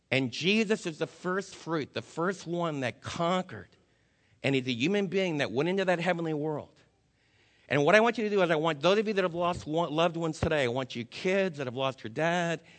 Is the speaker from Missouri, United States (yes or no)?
no; New Jersey, United States; I was raised in New Jersey